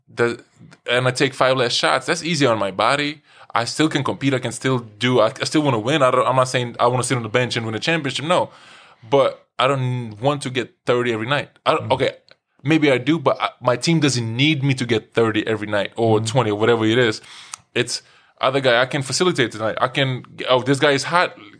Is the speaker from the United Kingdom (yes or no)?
no; Lithuania; English is a second language; also born or lived in New York City; now in Iceland; I was born in Lithuania